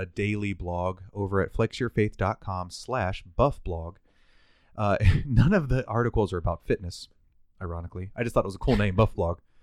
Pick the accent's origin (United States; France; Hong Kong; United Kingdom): United States; We, as the American people, as the American nation